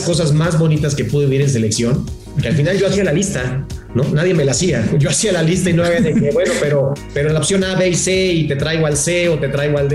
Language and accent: Spanish; Mexico; como mexicanos, como técnicos